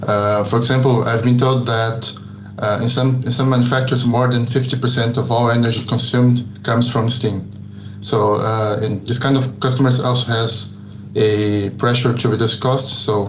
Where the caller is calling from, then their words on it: Santiago, Santiago Metropolitan Region, Chile; So I'm talking now from Santiago, Chile, and this is where I'm currently living.